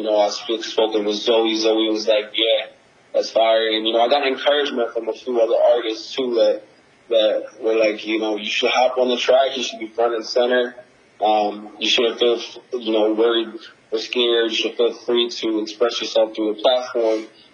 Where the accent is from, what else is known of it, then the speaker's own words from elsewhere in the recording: Nigeria; also born or lived in New Jersey / London; So I was born in New Jersey, moved and lived between Nigeria and London.